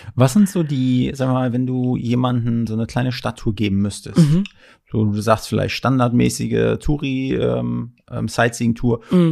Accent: Ludwigslust, Mecklenburg-Vorpommern, Germany; ich komme ja aus Ludwigslust

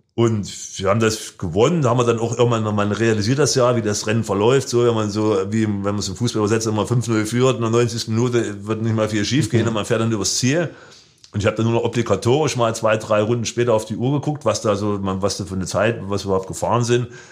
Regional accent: Germany; als Deutscher

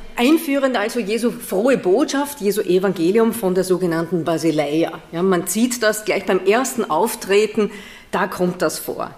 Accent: Vienna, Austria; moved away as an adult; now in Paderborn, Germany; ich nicht gebürtig bin aus Nordrhein-Westfalen, ich komme aus Wien. Also ich bin eine Österreicherin

